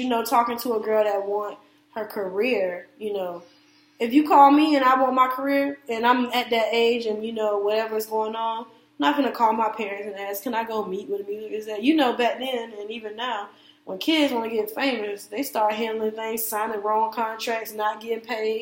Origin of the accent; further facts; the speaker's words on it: Orlando, Florida, United States; I'm from Orlando